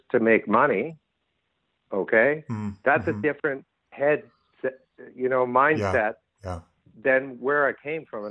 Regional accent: Winnipeg, Manitoba, Canada; also born or lived in Vancouver, British Columbia; now in Hawaii, United States; I grew up in Winnipeg as a kid

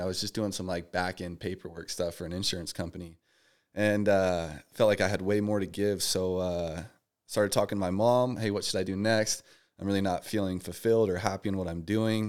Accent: Las Vegas, Nevada, United States; moved away as an adult; now in Texas, United States; I was born and raised out here in Vegas

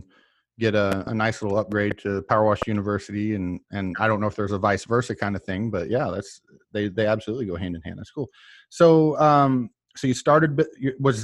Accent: Tulsa, Oklahoma, United States; moved away; I'm from Oklahoma originally

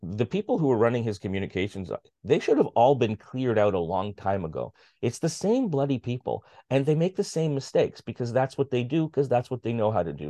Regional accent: Canada; as a Canadian

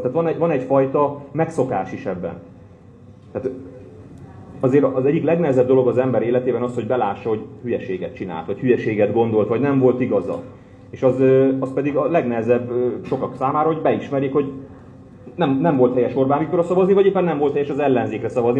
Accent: Hungary; moved away as an adult; now in Budapest, Hungary; én vidéki származású vagyok

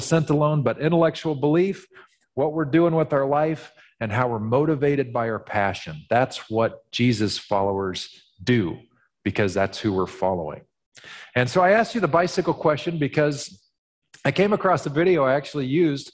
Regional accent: Missouri, United States; being from Missouri has its limits. Missouri is known as the show me state. I was born in Missouri, literally.

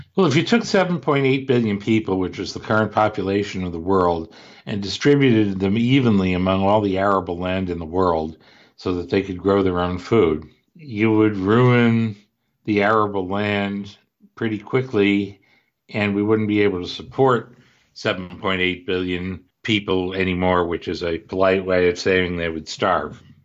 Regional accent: Cleveland, Ohio, United States; I grew up in Cleveland

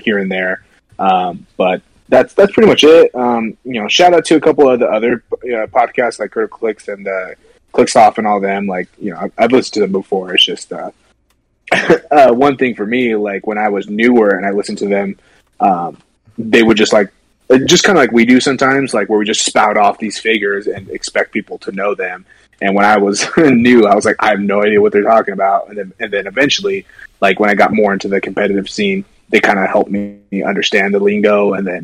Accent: Salem, Oregon, United States; now in Utah, United States; Salem. I'm from Salem

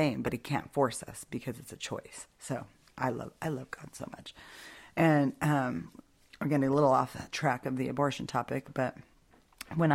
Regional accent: Albuquerque, New Mexico, United States; my home state. The church I used to go to, Calvary in Albuquerque

